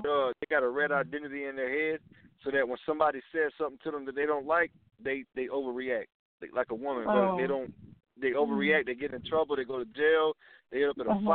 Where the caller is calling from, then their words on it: Georgia, United States; I'm calling from Georgia.